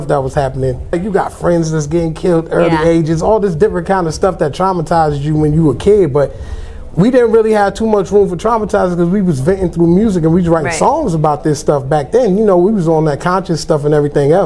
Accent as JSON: {"language": "English", "town": "New York City", "region": "New York", "country": "United States", "tie": "born or raised there", "said": "growing up in New York, in Hollis, Queens in the 80s"}